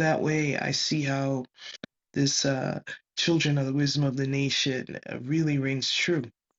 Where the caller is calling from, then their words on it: California, United States; This is when I'm speaking from California.